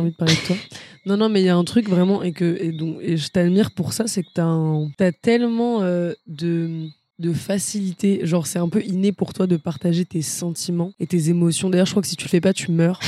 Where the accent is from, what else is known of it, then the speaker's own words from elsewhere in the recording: Versailles, Île-de-France, France; je viens de Versailles